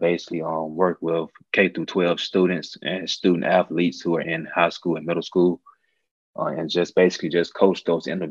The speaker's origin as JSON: {"language": "English", "town": "Montgomery", "region": "Alabama", "country": "United States", "tie": "born or raised there", "also_born_or_lived": "Auburn, Alabama", "moved": "as an adult", "lives_now": "Atlanta, United States", "said": "I'm originally from Montgomery, Alabama. Born and raised, went to school, high school, middle school, actually did K through 12 in Montgomery"}